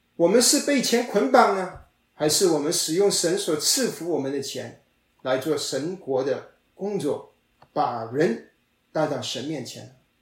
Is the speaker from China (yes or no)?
yes; China; 我们中国人